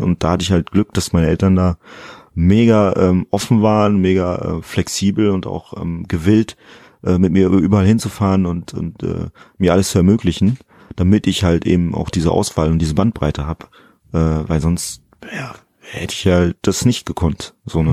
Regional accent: Germany; ich fühle mich halt auch als Deutscher, aber mit eben guineischen Wurzeln.

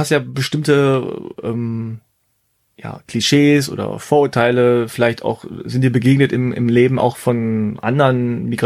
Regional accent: Germany; Ja. Wir sind Deutsche.

